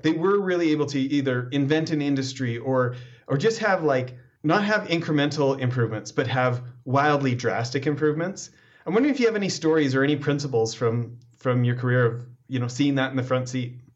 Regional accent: Alberta, Canada; now in United States; me out in Alberta

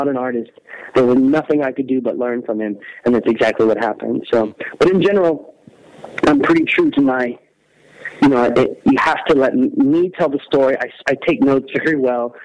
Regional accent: Texas, United States; I am from Texas

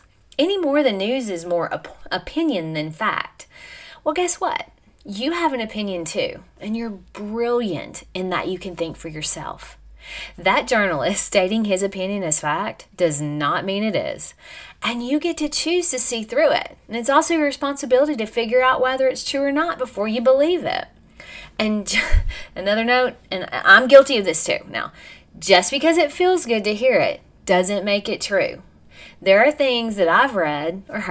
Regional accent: United States; I'm an American

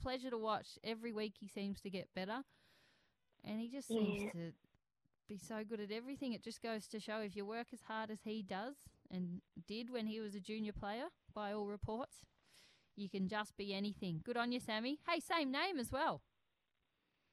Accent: Australia

